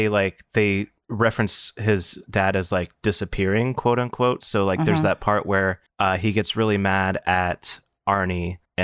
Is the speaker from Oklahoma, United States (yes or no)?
no; West Virginia, United States; I am from West Virginia.